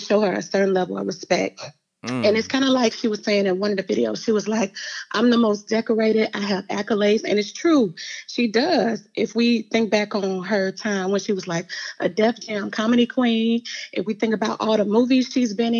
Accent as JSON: {"language": "English", "town": "Augusta", "region": "Georgia", "country": "United States", "said": "I'm from Augusta, Georgia"}